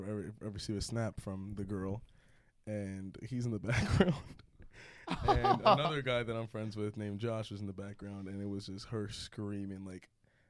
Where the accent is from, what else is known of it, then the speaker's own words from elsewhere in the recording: Totowa, New Jersey, United States; moved away; I'm from Totowa.